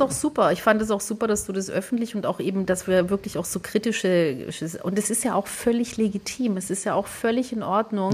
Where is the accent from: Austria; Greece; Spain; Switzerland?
Greece; northern Greece; moved away; bei uns in Nordgriechenland